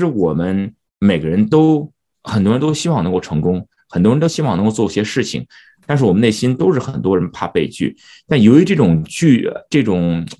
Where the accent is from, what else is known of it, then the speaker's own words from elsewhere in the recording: United States; 以前我往往在美国出生长大，觉得自己把自己放在一个框框里头。OK，我是一个华人，我在美国啊